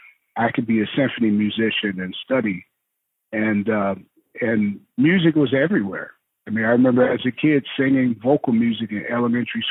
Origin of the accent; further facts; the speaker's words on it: Detroit, Michigan, United States; growing up in Detroit